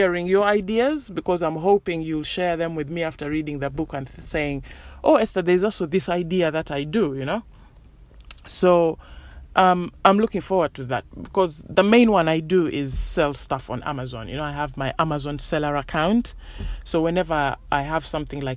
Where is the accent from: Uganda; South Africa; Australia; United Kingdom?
Uganda; moved away; I grew up in Uganda